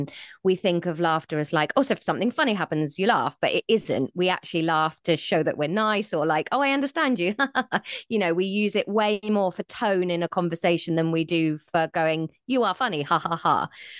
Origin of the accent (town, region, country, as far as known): South West England, United Kingdom; born or raised there